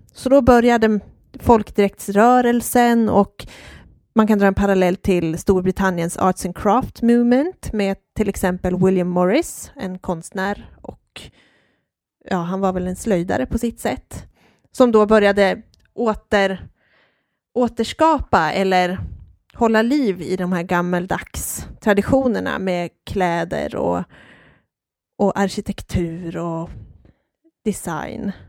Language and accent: Swedish; Hedemora, Dalarna County, Sweden; Jag är född och uppvuxen i Hedemora